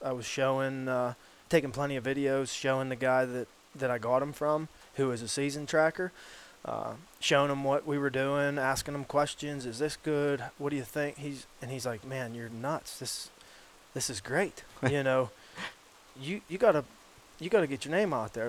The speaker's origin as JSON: {"language": "English", "town": "Hastings", "region": "Pennsylvania", "country": "United States", "tie": "born or raised there", "said": "born and raised in Hastings, PA"}